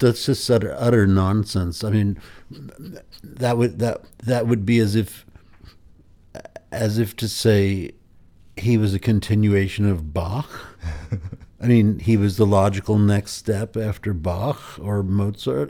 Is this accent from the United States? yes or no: yes; Pound Ridge, New York, United States; where I grew up in Pound Ridge, New York.